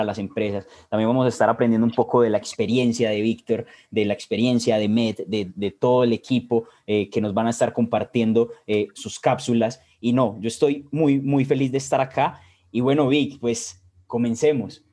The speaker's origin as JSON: {"language": "Spanish", "town": "Medellín", "region": "Antioquia", "country": "Colombia", "said": "soy de Colombia, Medellín específicamente"}